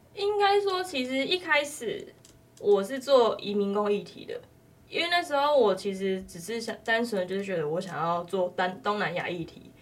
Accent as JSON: {"language": "Chinese", "country": "Taiwan", "tie": "born or raised there", "said": "因为在那段期间我们都没有回去啊，我们都在台湾"}